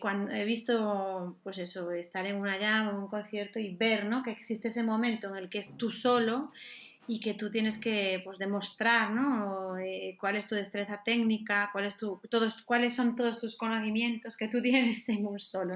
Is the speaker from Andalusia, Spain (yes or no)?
no; Galicia, Spain; moved away as an adult; now in Madrid, Spain; actualmente vivo en Madrid, pero soy de Galicia